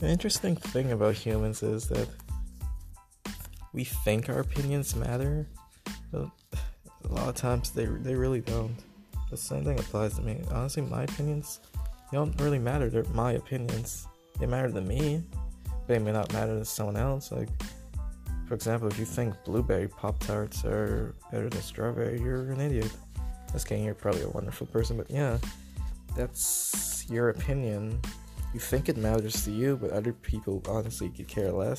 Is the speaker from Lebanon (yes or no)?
no; Bahamas; moved away; I am from the Bahamas. I came here, what is it, September 2019, after Hurricane Dorian